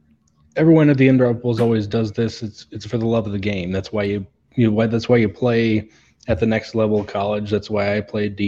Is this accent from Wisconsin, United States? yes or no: yes; Wisconsin, United States; now in Independence, United States; I'm in little suburb Independence. I think that's one of the biggest suburbs of Kansas City. But I'm originally from Wisconsin, moved down here to be with my girlfriend.